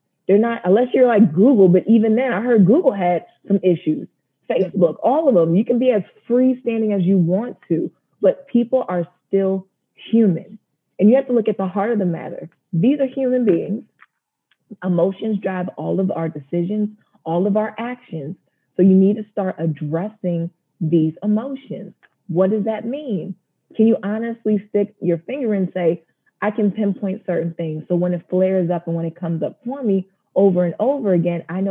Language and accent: English; New Jersey, United States; moved away as an adult; also born or lived in North Carolina; now in Washington, D.C. metropolitan area, United States; Originally Jersey. I am a Jersey girl through and through